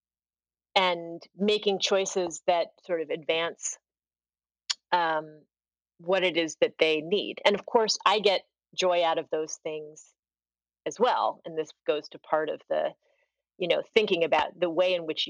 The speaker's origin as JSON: {"language": "English", "town": "Washington", "region": "District of Columbia", "country": "United States", "tie": "born or raised there", "said": "I grew up in Washington, D.C."}